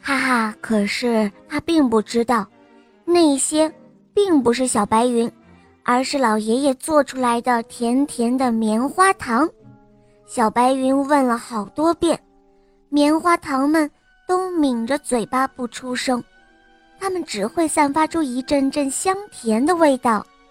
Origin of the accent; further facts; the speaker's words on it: Jinan, Shandong, China; 今年我五岁了，我来自山东济南